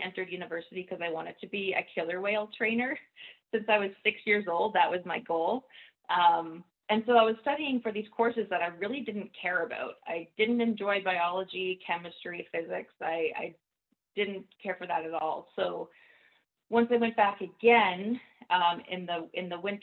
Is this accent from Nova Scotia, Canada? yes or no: yes; Nova Scotia, Canada; moved away as an adult; now in Vancouver, Canada; I grew up in Nova Scotia